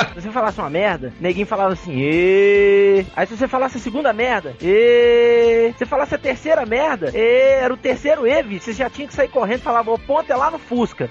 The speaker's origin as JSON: {"language": "Portuguese", "town": "Juiz de Fora", "region": "Minas Gerais", "country": "Brazil", "tie": "born or raised there", "moved": "yes", "said": "eu passei grande parte da minha infância e adolescência em Juiz de Fora, na, na casa do meu avô"}